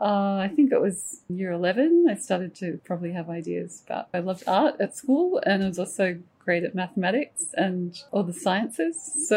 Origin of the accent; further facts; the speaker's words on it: Wagga Wagga, New South Wales, Australia; also born or lived in Canberra; Well, I'm actually a country girl, so I was born in Canberra, but my formative years were in Wagga Wagga.